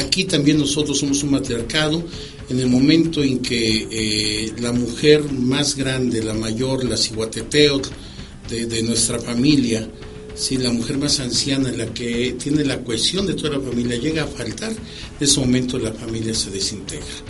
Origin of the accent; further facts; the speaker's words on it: Mexico; nosotros como mexicanos